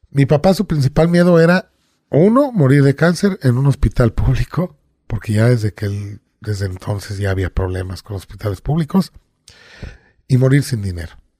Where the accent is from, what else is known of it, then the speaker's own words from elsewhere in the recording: Veracruz, Mexico; yo de niño viví en Veracruz, en el puerto